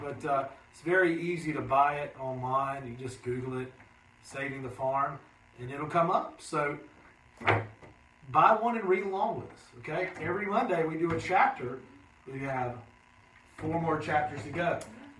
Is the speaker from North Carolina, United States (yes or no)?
yes; Shelby, North Carolina, United States; in my hometown, {S2} day. {S1} Shelby, North Carolina.